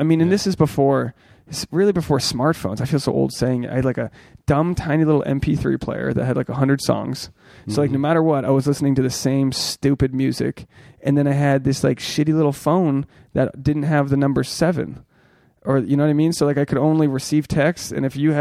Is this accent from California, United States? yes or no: no; Newport, Rhode Island, United States; I'm from Newport